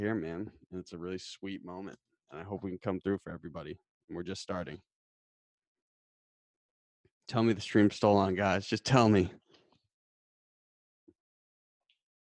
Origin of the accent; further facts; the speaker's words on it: Lincoln and Cambridge, Massachusetts, United States; I'm from Lincoln and Cambridge, Mass. My parents were split.